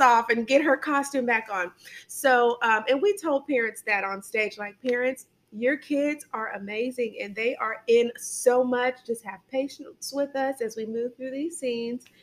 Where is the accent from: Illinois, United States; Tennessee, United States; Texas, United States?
Illinois, United States; suburb of Chicago; now in Harvest, Alabama, United States; I'm from Illinois, Chicago. Um, well, not really Chicago, but a suburb of Illinois.